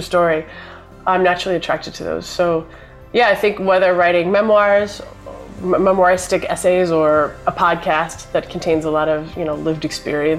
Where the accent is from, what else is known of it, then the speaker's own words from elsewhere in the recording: Minneapolis, Minnesota, United States; I grew up in Minneapolis, Minnesota.